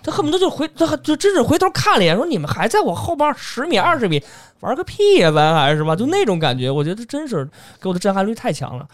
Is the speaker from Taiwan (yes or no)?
no; China; 作为一个中国人啊